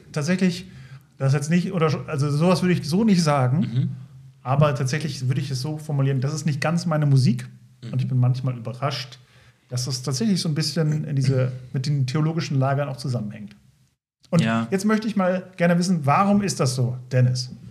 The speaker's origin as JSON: {"language": "German", "area": "Lindorf near Osnabrück", "region": "Lower Saxony", "country": "Germany", "tie": "born or raised there", "moved": "yes", "said": "ich aus Lindorf komme aus dem schönen Lindorf in der Nähe von Osnabrück"}